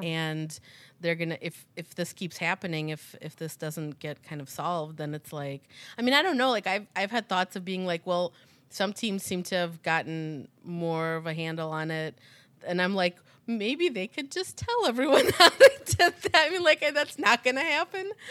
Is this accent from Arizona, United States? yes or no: no; Chicago, Illinois, United States; we're from Chi-, the Chicago area